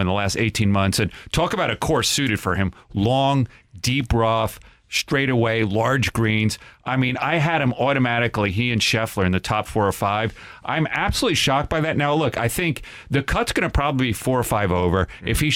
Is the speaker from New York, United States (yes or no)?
yes; New York, United States; I'm a New Yorker, upstate New York